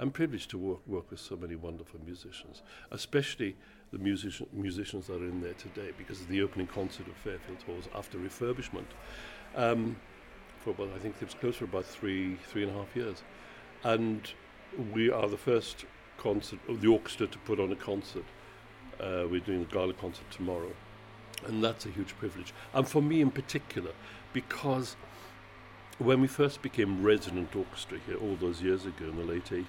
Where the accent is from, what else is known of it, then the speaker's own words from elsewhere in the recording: Wales, United Kingdom; moved away; I'm Welsh.